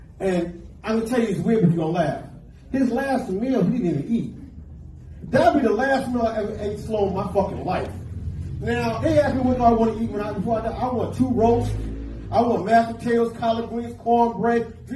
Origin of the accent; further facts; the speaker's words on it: New York, United States; We're from New York